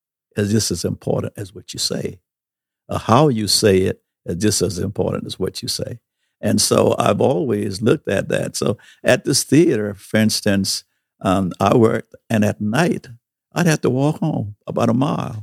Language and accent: English; St. Stephen, South Carolina, United States; I worked at a theater. I was a projectionist, one of the first black projectionists in this little town of St. Stephens.